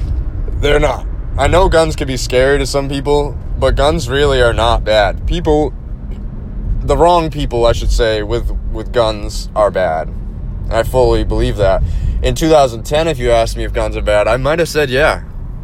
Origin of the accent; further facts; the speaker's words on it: East Coast, United States; It helped me gain perspective because I was from the East Coast. I didn't really have a lot of experience with firearms, and being from the East Coast, you get a lot of false propaganda